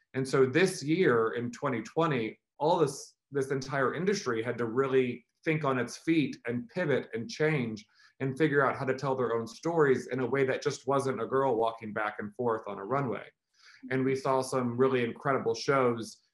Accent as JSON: {"language": "English", "region": "Missouri", "country": "United States", "tie": "born or raised there", "moved": "yes", "lives_now": "New York, United States", "said": "I grew up in Missouri, which is in the middle of the country"}